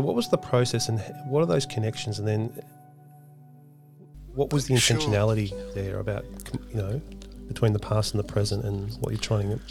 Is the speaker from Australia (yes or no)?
yes; Australia; who I am as an Australian and the heritage.